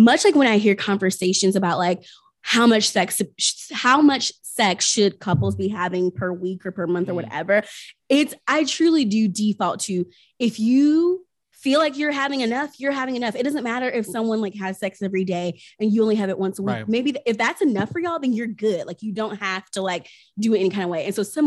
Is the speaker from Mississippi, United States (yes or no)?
no; Tennessee, United States; I grew up in Tennessee